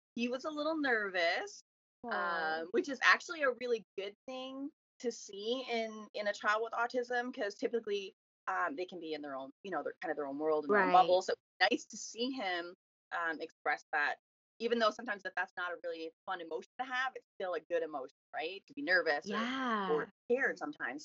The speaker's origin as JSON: {"language": "English", "town": "Miramichi", "region": "New Brunswick", "country": "Canada", "tie": "born or raised there", "said": "I am from Miramichi, New Brunswick"}